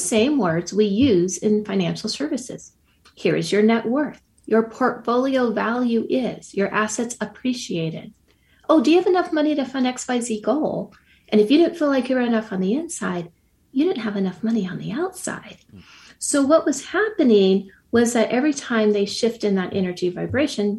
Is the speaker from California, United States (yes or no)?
yes; Silicon Valley, California, United States; now in Montana, United States; where I grew up in Silicon Valley